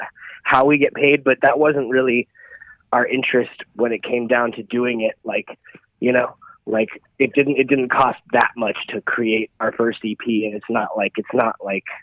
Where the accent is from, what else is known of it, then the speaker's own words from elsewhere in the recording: Los Angeles, California, United States; I'm a musician from Los Angeles. I play in a band called …. I'm happily married, been living in Los Angeles my whole life